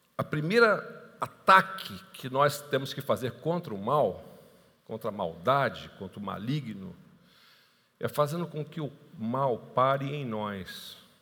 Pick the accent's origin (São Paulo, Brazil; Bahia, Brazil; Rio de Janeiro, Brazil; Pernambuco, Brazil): Rio de Janeiro, Brazil; Niterói; also born or lived in Tijuca, Rio de Janeiro; Eu moro em Niterói, embora seja carioca, da Gema, nasci na Tijuca, né? tijucano aqui, nasci na frente, no Hospital Evangélico, na frente do Morro do Salgueiro. Então, eu sou tijucano, assim, carioca da Gema, mas moro em Niterói desde o meu nascimento